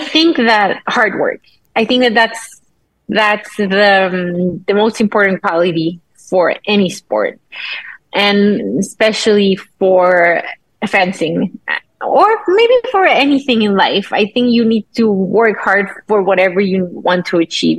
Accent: Mexico

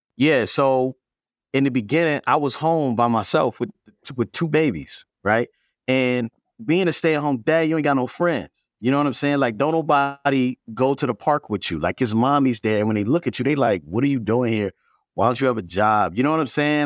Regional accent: Baltimore, Maryland, United States; I grew up in Baltimore

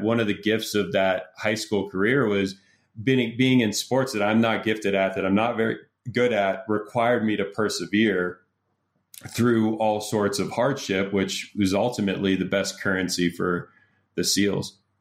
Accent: Pittsburgh, Pennsylvania, United States; I grew up in Pittsburgh

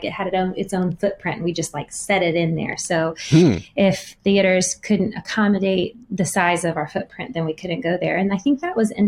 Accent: Friendswood, Texas, United States; moved away; I grew up in Texas, but in a town called Friendswood, which is kind of right smack in the middle of Galveston and Houston on the Gulf Coast of Texas

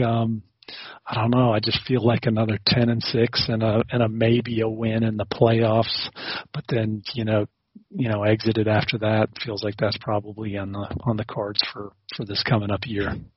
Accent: Nashville, Tennessee, United States; moved away as an adult; also born or lived in South Africa; I grew up in in Tennessee

